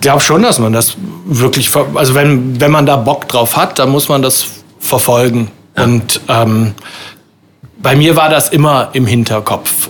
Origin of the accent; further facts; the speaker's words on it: Windeck, North Rhine-Westphalia, Germany; also born or lived in Waldbröl; now in Bonn, Germany; bin in Windeck-Schladern groß geworden.